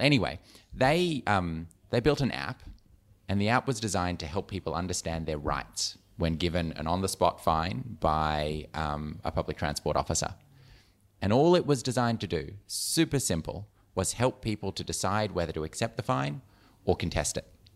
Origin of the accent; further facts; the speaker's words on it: Melbourne, Victoria, Australia; I am Melbourne, born and raised